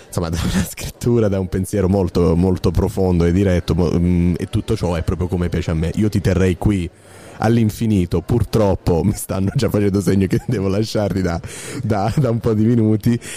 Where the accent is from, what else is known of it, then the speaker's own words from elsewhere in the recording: Lucania, Basilicata, Italy; also born or lived in Apulia; anch'io sono lucano, ma sono nato in Puglia